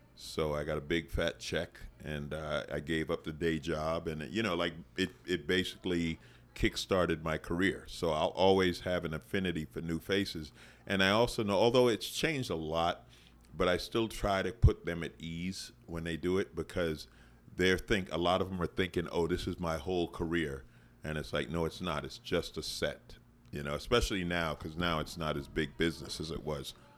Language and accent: English; New York City, New York, United States; moved away; I grew up in Queens